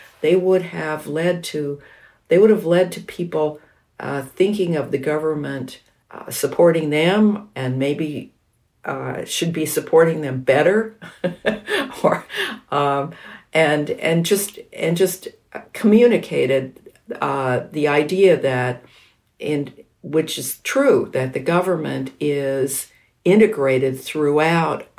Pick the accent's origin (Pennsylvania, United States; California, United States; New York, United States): California, United States; around Los Angeles, Southern; I grew up in Southern California, which was an extraordinarily formless area around Los Angeles in the 1950s and 60s